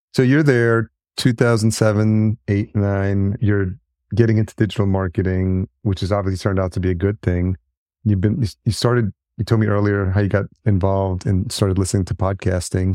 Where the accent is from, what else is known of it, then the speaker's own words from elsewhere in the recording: Yonkers, New York, United States; now in Minneapolis, United States; I'm in Minneapolis now, but I'm a New Yorker, grew up in Yonkers